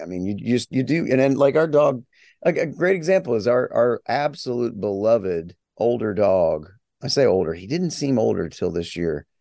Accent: West Virginia, United States; moved away as an adult; I'm a long time gone from my hometown of s, the small little town in West Virginia.

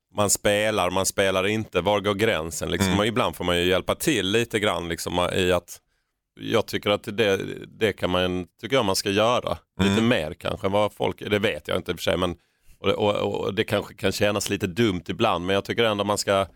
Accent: Skåne, Sweden; vi var från Skåne

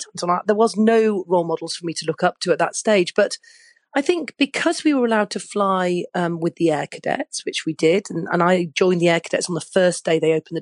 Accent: Manchester, North West England, United Kingdom; I was growing up in Manchester in the UK

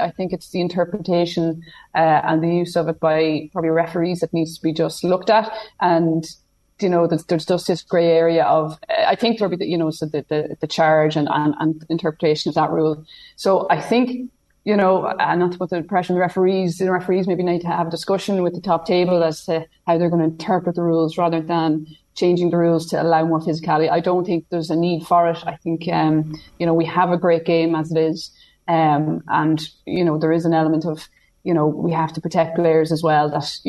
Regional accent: County Meath, Ireland; growing up in Meath, you know, it was a treasured item. It was a Meath Keepak jersey.

